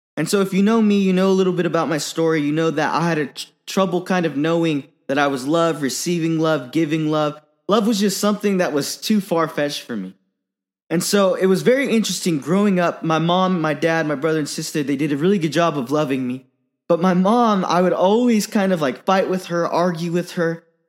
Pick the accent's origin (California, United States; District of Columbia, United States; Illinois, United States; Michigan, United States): California, United States; Silicon Valley; I grew up in the Silicon Valley